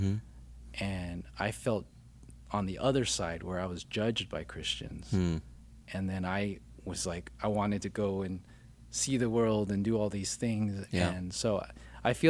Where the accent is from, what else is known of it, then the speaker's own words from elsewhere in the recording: Glendale, California, United States; also born or lived in Orange County, California / San Gabriel Valley, California; I actually grew up in Glendale, and then in high school, I moved to Orange County